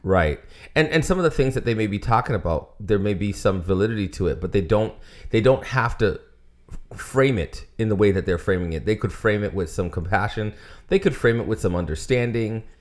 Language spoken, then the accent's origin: English; United States